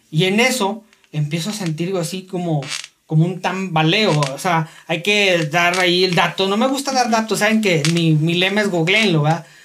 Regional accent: Saltillo, Coahuila, Mexico; Eh, aquí los de Saltillo, pues sabemos que traen ahí una onda como que están tronando

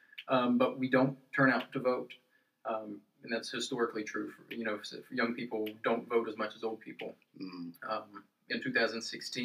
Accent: Beckley, West Virginia, United States; I'm actually from Beckley

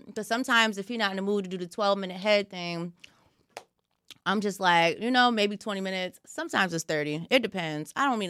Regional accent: Nigeria; I'm Nigerian, man.

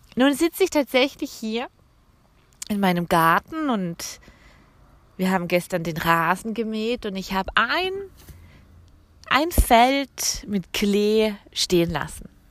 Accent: Canada; also born or lived in Alsace; now in France; mein Heimatland Kanada

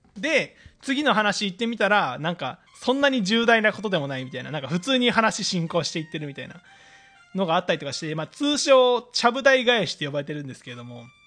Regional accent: Fukui, Japan; 出身が福井県なんですけれども

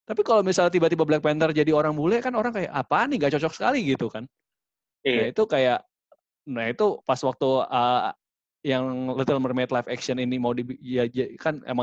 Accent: Papua, Indonesia; bilang kan apa saya Papua, saya Indonesia. Nah, kata-kata saya Indonesianya itu tuh buat buat orang Papua tuh kayak ya nggak usah ditekenin itunya kali.

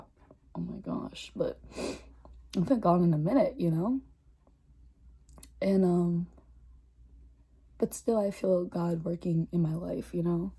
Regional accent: Philadelphia, Pennsylvania, United States; I was born in Philly, raised in Philly.

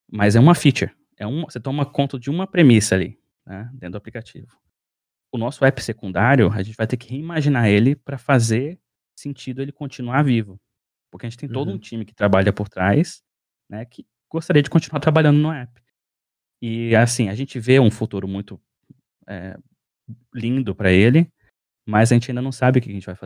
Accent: Brasília, Federal District, Brazil; now in Finland; é, sou brasiliense, nascido e criado no Cerrado. É, bom, moro na Finlândia

